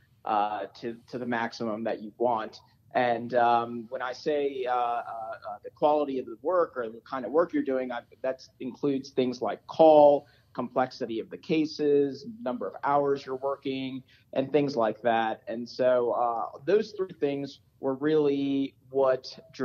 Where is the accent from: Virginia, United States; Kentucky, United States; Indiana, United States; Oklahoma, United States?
Virginia, United States; Richmond; moved away as an adult; also born or lived in New Orleans, Louisiana; now in Denver, United States; I grew up in Richmond, Virginia, went to undergrad and medical school at VCU and VCU School of Medicine